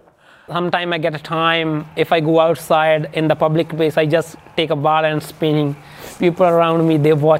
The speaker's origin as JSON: {"language": "English", "region": "Punjab", "country": "India", "moved": "yes", "lives_now": "British Columbia, Canada", "said": "my country, Punjab, and my Punjabi community here"}